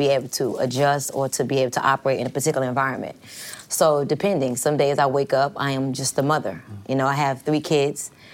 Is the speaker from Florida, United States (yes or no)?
yes; Miami, Florida, United States; born or raised there; moved away as an adult; also born or lived in New York / New Orleans; now in Atlanta, United States